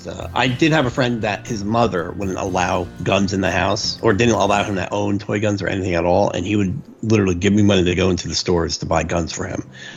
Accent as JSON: {"language": "English", "town": "Jersey City", "region": "New Jersey", "country": "United States", "tie": "born or raised there", "said": "I grew up in Jersey City, and the houses were much closer."}